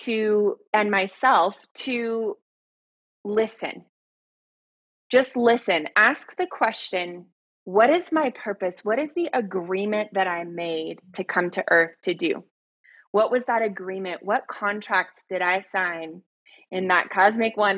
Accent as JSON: {"language": "English", "region": "Texas", "country": "United States", "tie": "born or raised there", "also_born_or_lived": "Hawaii / San Diego", "moved": "as an adult", "said": "I come from Texas. I'm from the South, you know, and I grew up around guns and hunting"}